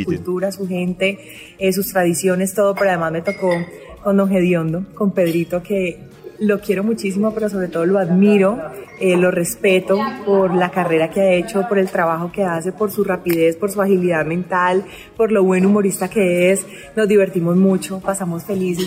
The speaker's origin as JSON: {"language": "Spanish", "region": "Valle del Cauca", "country": "Colombia", "said": "mi tierrita, el Valle del Cauca"}